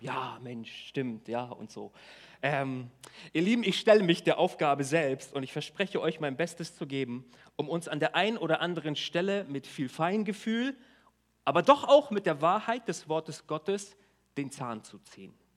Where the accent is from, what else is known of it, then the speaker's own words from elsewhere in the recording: Germany; wir als Deutsche